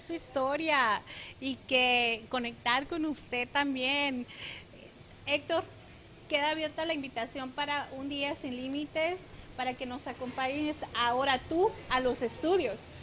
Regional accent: Nogales, Sonora, Mexico; now in Phoenix, United States; Concepción y yo nacimos literalmente eh, en Nogales, Sonora y somos de prácticamente de unas cuantas cuadras a otras de distancia

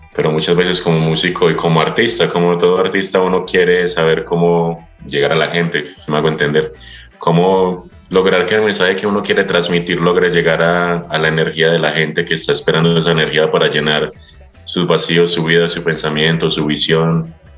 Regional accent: Colombia; moved away as an adult; now in Otavalo, Ecuador; de donde yo vengo es un lugar donde usted crece

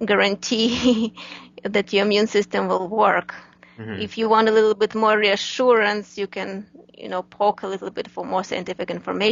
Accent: Ukraine; moved away as an adult; now in United States; I'm originally from Ukraine, Eastern European country

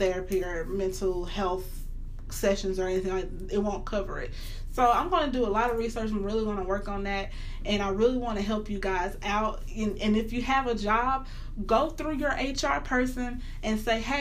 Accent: the South, United States; I'm from the South

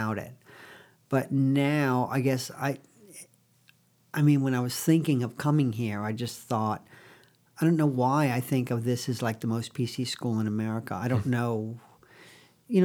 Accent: Binghamton, New York, United States; I was born in Binghamton, New York

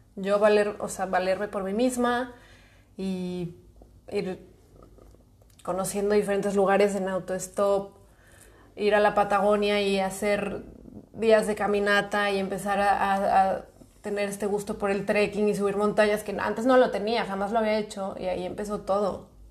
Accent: Guadalajara, Jalisco, Mexico; moved away as an adult; now in Lleida, Spain; tengo 27 años, soy de Guadalajara

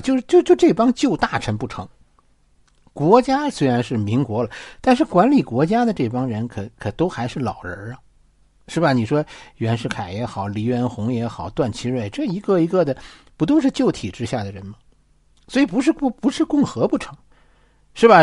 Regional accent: China; 我们中国人

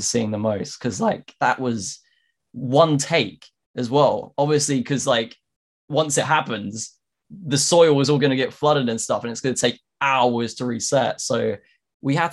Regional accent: United Kingdom; me being British

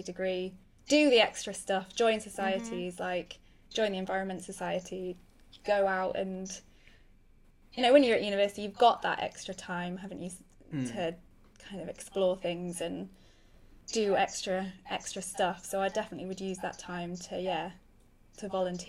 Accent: Sheffield, Yorkshire and the Humber, United Kingdom; moved away as an adult; also born or lived in Madagascar / Seychelles; now in Sussex, United Kingdom; I grew up in Sheffield

